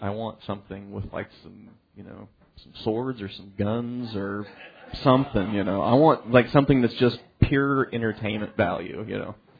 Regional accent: United States; growing up in the United States

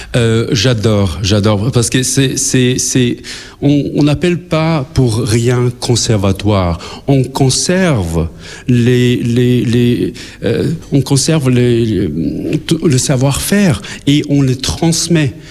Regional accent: Pristina, Kosovo; now in Luxembourg; dans mon pays natal à Pristina. J'ai grandi là, j'ai vécu là

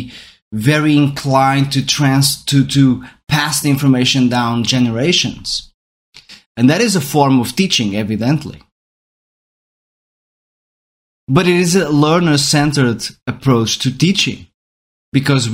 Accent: Portugal; first language Portuguese; English is a second language; I'm Portuguese, so my mother tongue is Portuguese

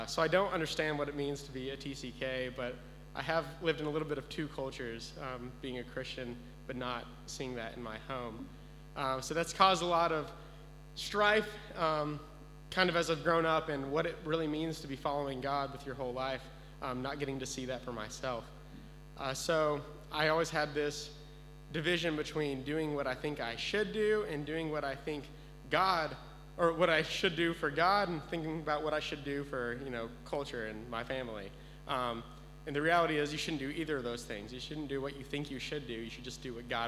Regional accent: Texas, United States; moved away as an adult; I grew up in Texas my whole life, never even left the state

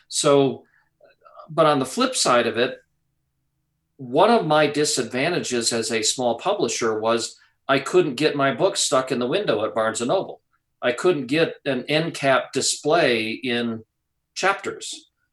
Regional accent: Wisconsin, United States; growing up in Wisconsin, which is you know, it's a great place to grow up

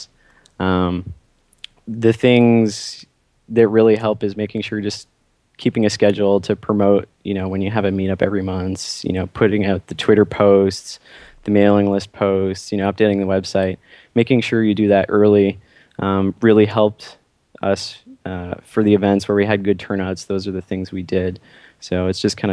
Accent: Ottawa, Ontario, Canada; moved away as an adult; now in San Francisco, United States; I am from Ottawa

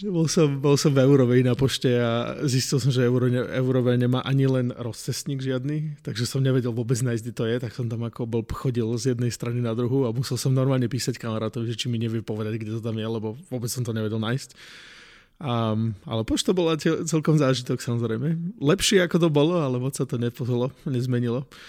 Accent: a small village near Martin, Žilina Region, Slovakia; moved away as an adult; now in United States; ja som z malej dediny pri Martine.

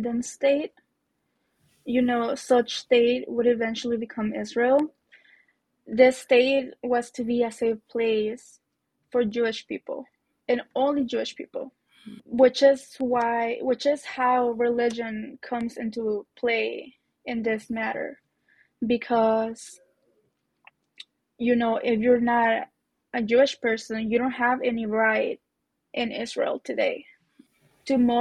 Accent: Zacatecas, Mexico; moved away; I grew up in Zacatecas

